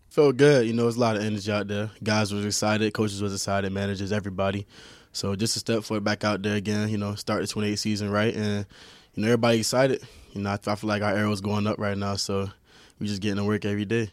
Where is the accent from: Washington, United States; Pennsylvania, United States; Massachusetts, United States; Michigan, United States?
Michigan, United States; Saginaw; growing up in Saginaw and, you know, watching Michigan play